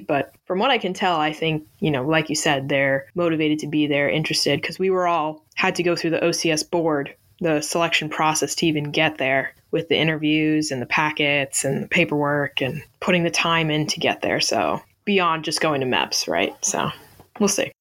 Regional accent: Northeast, United States; I'm from the Northeast, so I'm used to it being cold

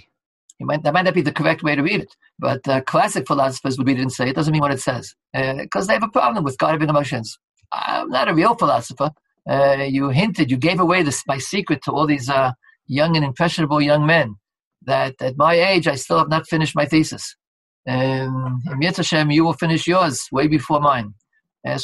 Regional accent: United States; Being American

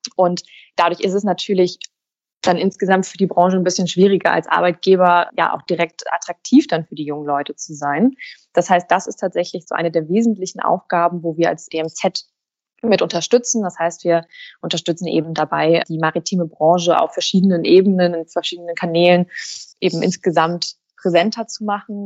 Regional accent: Hamburg, Germany; Ich bin tatsächlich gebürtige Hamburgerin, eine waschechte Hanseatin, bin hier geboren und aufgewachsen

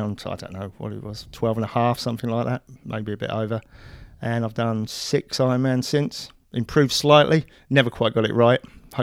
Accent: Luton, East of England, United Kingdom; now in Christchurch, New Zealand; I'm originally from the UK. I was born in Luton, just north of London. But I've been in Christchurch now for 15 years.

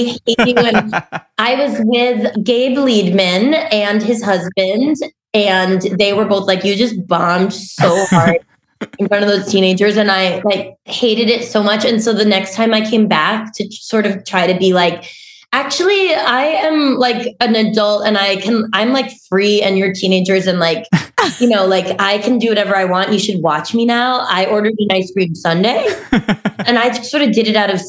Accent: Massachusetts, United States; I'm from Massachusetts, and people put R's where they're not supposed to go

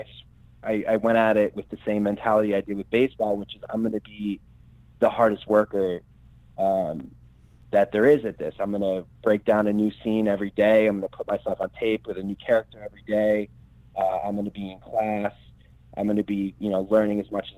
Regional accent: Albany, New York, United States; I'm from upstate New York, like Albany area.

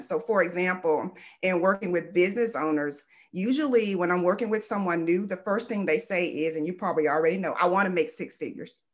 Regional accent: Fort Lauderdale, Florida, United States; I am originally from Fort Lauderdale, Florida. I actually was born to a teen mom

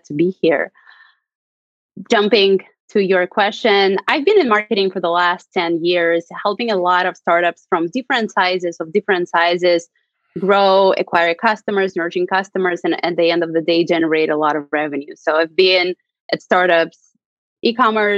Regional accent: Russia; moved away as an adult; now in San Francisco, United States; I'm originally from Russia. I moved to the United States 8 years ago.

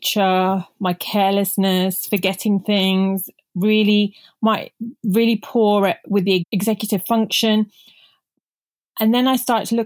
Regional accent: United Kingdom; first language Punjabi; English is a second language; I'm Indian origin. So I remember not even speaking English when I was growing up because I was raised by my grandparents at home while my parents, the typical immigrants, parents were out working really hard in the UK.

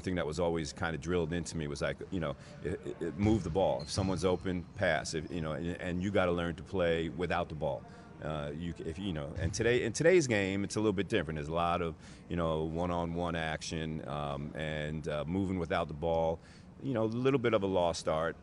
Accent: New Jersey, United States; growing up in New Jersey, um, close to New York City.

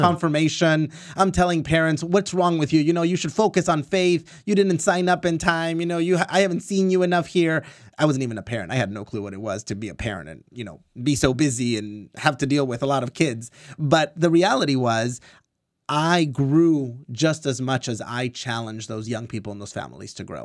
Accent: Orange County, California, United States; I was born and raised in Orange County

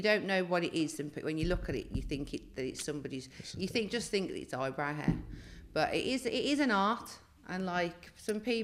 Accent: Birmingham, West Midlands, United Kingdom; now in Devon, United Kingdom; I'm from Birmingham, but I moved to Devon

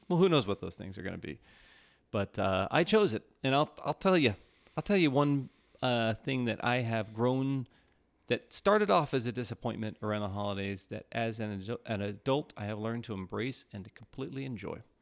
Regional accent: Midwest, United States; also born or lived in Minnesota; now in Southern California, United States; I'm from the Midwest

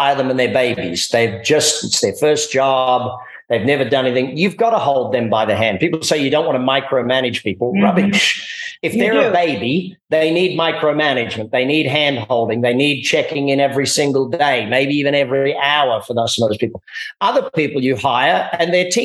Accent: Australia; now in United States; me being Australian, you know, coming to America

